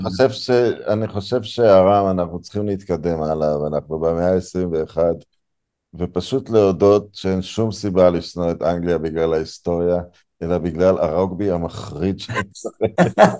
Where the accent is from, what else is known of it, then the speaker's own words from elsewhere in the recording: Israel; אני יליד הארץ, אבל ממשפחה דרום אפריקאית